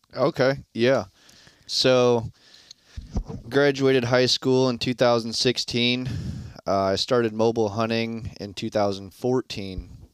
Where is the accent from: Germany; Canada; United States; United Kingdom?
United States; Shiawassee County, Michigan; moved away as an adult; now in northern Kentucky, United States; I originally am from Shiawassee County, Michigan, and, uh, in two thousand eighteen, I ended up moving down to northern Kentucky